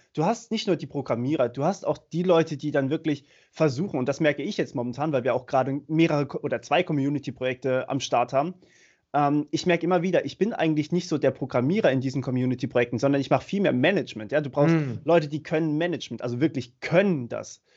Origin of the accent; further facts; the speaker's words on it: Germany; bei uns in Deutschland